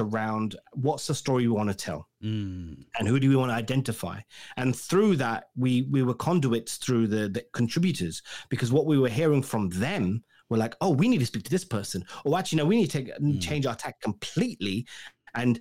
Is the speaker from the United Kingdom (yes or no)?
yes; England, United Kingdom; I'm English